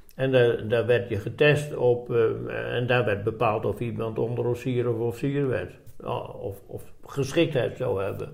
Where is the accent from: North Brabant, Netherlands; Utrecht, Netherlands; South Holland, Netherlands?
South Holland, Netherlands; Dordrecht; moved away as an adult; also born or lived in Dubbeldam / Breda; now in Roosendaal, Netherlands; ik ben geboren in Dubbeldam, vlakbij Dordrecht. Oké. Ja. En ik heb, eh, nou ja, ik heb gewoon daar mijn, eh, mijn eh, we hebben jaren in Dordrecht gewoond, dus ik heb mijn lagere school en middelbare opleiding, dus de HBS, die heb ik daar in, in Dort gedaan